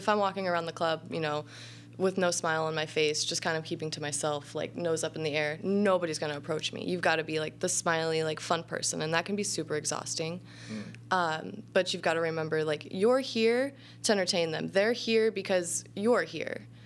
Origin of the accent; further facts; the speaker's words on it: Southern Illinois, United States; I grew up all over like Southern Illinois, like mm. anywhere between Effingham and Carbondale